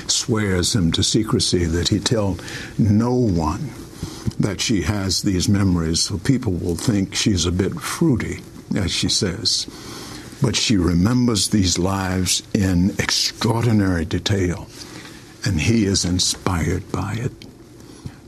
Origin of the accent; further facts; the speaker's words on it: Richmond, Virginia, United States; moved away as an adult; also born or lived in St. Kitts; now in St. Kitts and Nevis; When I was a child growing up in Richmond, Virginia, we were called Negroes